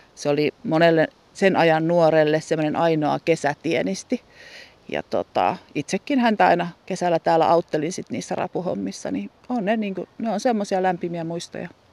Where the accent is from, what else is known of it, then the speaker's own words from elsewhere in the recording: Helsinki, Uusimaa, Finland; moved away as an adult; also born or lived in Kirkkonummi; now in Hyrynsalmi, Finland; minä olen kuitenkin asunut ensin Helsingissä 17 vuotta. Sen jälkeen kerittiin asua Kirkkonummella melkein 30 vuotta